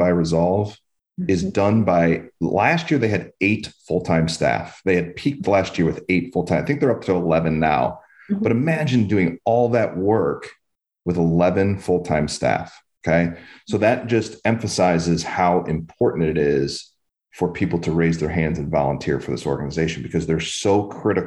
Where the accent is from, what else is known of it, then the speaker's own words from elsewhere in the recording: Cleveland, Ohio, United States; moved away; That's my home. I'm originally from Cleveland